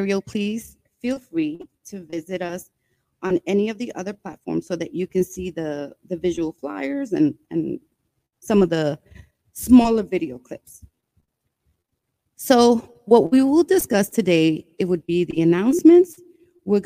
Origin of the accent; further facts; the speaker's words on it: New York City, New York, United States; also born or lived in Brooklyn, New York / Bronx, New York; I was born in Brooklyn, raised in Washington Heights, and now I live in the Bronx.